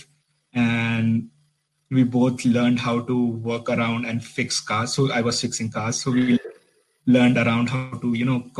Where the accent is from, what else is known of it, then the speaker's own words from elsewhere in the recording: Delhi, India; English is a second language; moved away as an adult; also born or lived in Nottingham, United Kingdom; now in Belfast, United Kingdom; I am originally from Delhi, India.